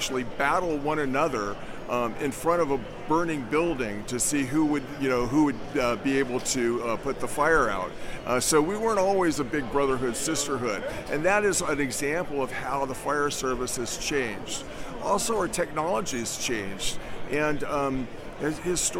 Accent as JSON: {"language": "English", "region": "California", "country": "United States", "moved": "yes", "said": "I'm from California originally."}